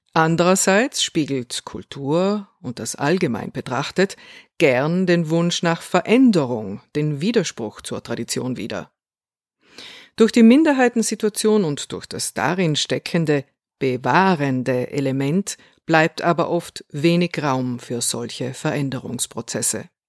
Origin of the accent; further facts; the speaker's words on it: South Tyrol, Trentino-Alto Adige, Italy; Ich bin eine Südtirolerin